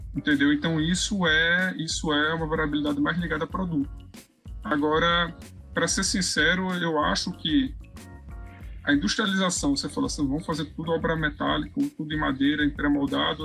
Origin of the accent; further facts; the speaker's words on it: Recife, Pernambuco, Brazil; eu sou de Pernambuco, é, Recife, né, capital